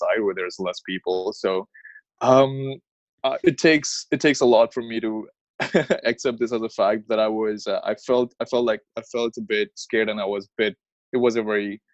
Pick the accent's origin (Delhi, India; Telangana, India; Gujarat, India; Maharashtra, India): Maharashtra, India; Mumbai; moved away as an adult; now in Toronto, Canada; I grew up in Mumbai, or Bombay, like we still call it, but, whatever you call Bombay, Mumbai, it's just the same place. I stayed there till I was 21, and I moved to Canada